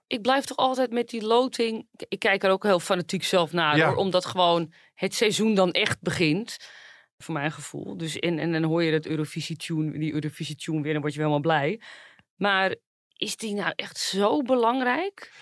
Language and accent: Dutch; Zaandam, North Holland, Netherlands; ik kom natuurlijk zelf uit Zaandam